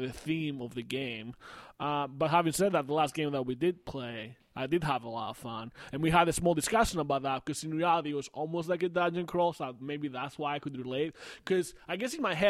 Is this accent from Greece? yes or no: yes; Greece; moved away; I'm from Greece